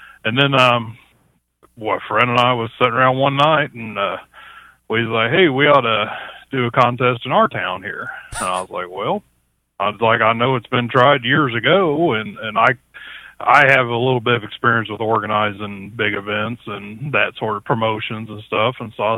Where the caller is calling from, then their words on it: Chillicothe, Missouri, United States; Actually, I'm in Chillicothe, Missouri.